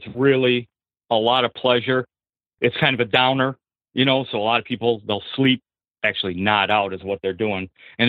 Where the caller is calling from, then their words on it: Michigan, United States; Hi, Seth. … I'm from Michigan.